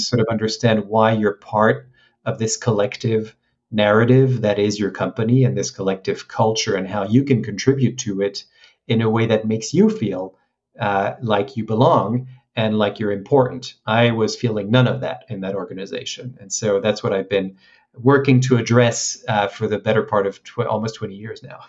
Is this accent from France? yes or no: yes; France; moved away as an adult; also born or lived in Hong Kong; I grew up in France, so uh, I graduated in, in Paris